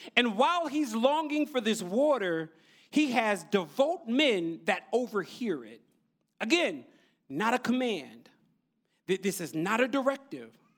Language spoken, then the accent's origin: English; Neptune, New Jersey, United States; now in Brooklyn, United States; I grew up in Jersey, in the central part of Jersey, Neptune, New Jersey